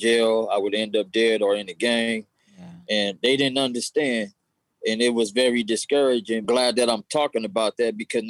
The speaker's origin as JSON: {"language": "English", "town": "Los Angeles", "region": "California", "country": "United States", "tie": "born or raised there", "said": "growing up in the hood, South Central"}